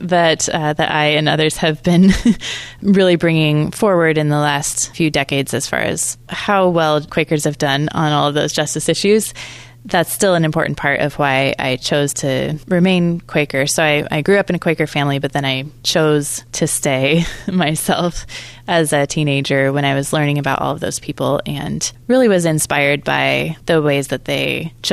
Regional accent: Oregon, United States; I grew up in Oregon, and I was in a small town outside of Portland

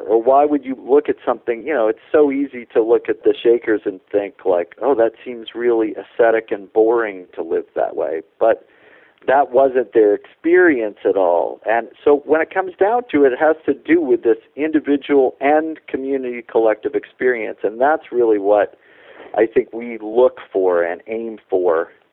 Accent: Gorham, Maine, United States; where I grew up in Gorham, Maine

